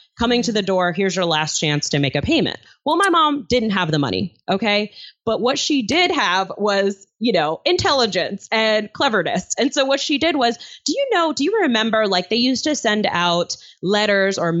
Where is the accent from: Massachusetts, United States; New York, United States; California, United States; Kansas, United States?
New York, United States; New York City; my apartment that I grew up in Flushing, Queens, New York